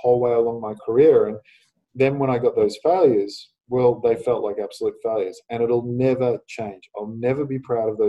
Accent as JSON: {"language": "English", "country": "Australia", "said": "winning in my home country"}